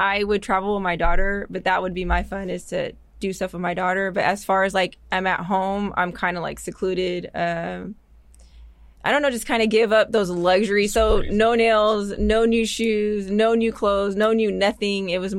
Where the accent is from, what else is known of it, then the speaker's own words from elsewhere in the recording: Las Vegas, Nevada, United States; now in Tacoma, United States; No, I was born in Vegas, but my family's from Cuba.